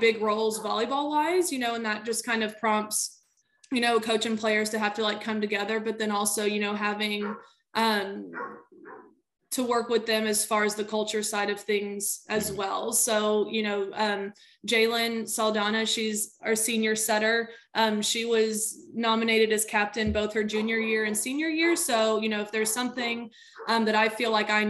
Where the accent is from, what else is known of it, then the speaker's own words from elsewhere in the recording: Houston, Texas, United States; I am from the Clear Lake area. That's just where I grew up. I went to Clear Lake High School, played volleyball there